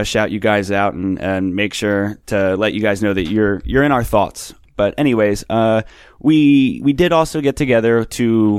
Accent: Philadelphia, Pennsylvania, United States; When I was growing up in Philly

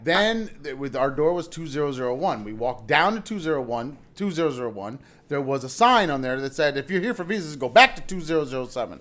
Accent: United States; we're, we're American

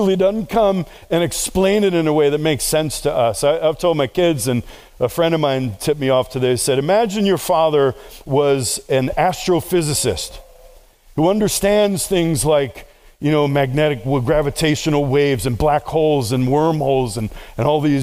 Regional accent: New York City, New York, United States; I grew up in New York City. I was raised on the streets

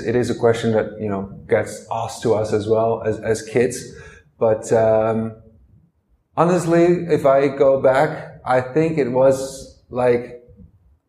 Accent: Netherlands; I'm from the Netherlands, and I've come from a family of five

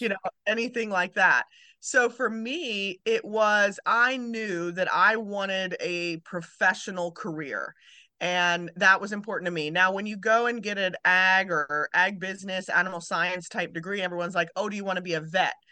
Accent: Maryland, United States; moved away; also born or lived in Kentucky; I was born in Maryland

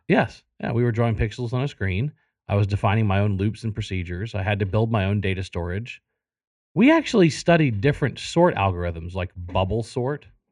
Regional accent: South Louisiana, United States; moved away; I, I grew up in South Louisiana

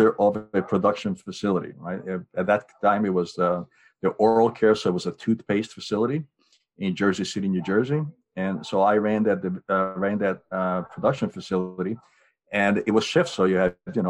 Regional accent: Hungary; moved away; as a small kid growing up in Hungary

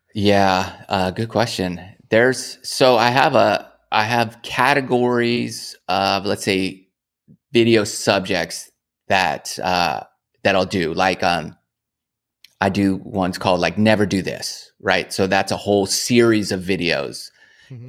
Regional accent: California, United States; moved away as an adult; now in Georgia, United States; I grew up in California

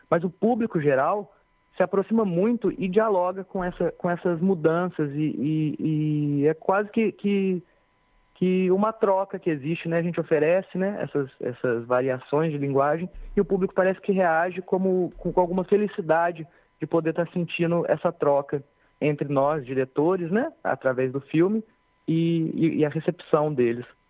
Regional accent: Pouso Alegre, Minas Gerais, Brazil; moved away as an adult; now in Cachoeira, Brazil; eu sou de Pouso Alegre

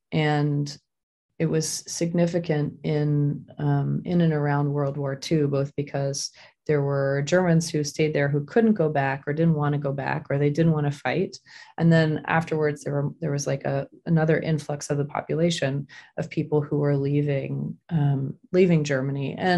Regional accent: Hong Kong; also born or lived in Tokyo, Japan; I was born in Tokyo and I grew up in Hong Kong.

